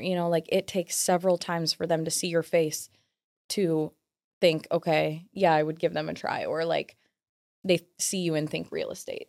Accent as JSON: {"language": "English", "town": "Williamsburg", "country": "United States", "tie": "born or raised there", "said": "where I'm from, like mm-hmm. my hometown"}